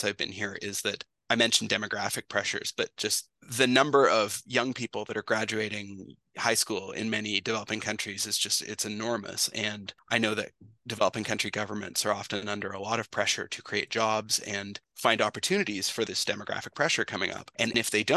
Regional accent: British Columbia, Canada; moved away as an adult; also born or lived in Ontario; I'm from British Columbia originally, and I went to Western for business

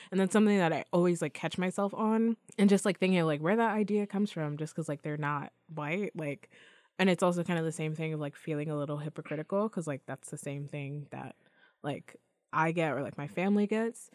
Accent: New York, United States; I was born here

